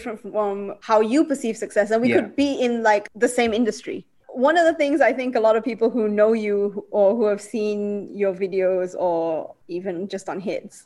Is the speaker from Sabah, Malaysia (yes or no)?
yes; Sabah, Malaysia; moved away; even though I speak Malay, the Malay is different because I'm from Sabah